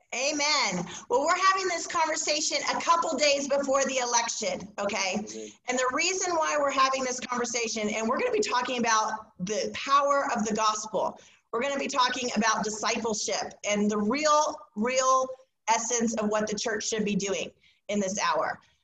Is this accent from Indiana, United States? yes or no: yes; Indiana, United States; now in Texas, United States; we're both from Indiana. We're Indiana transplants to Texas.